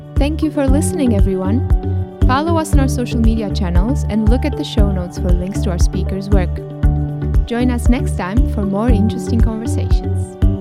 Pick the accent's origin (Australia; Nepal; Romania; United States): Romania; English is a second language; my home country, Romania